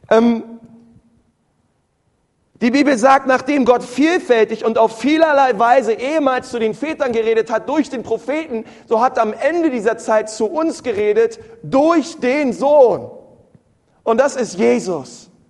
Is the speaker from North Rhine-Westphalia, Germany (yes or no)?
no; Berlin, Germany; Ich war früher immer in der Sonntagsschule. Ich bin in Berlin groß geworden, in einer Ortsgemeinde.